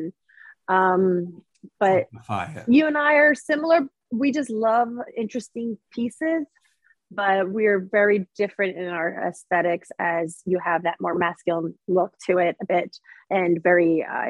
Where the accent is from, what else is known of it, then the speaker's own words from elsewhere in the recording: Charleston, South Carolina, United States; I'm from South Carolina, Charleston, and you look tanner than me.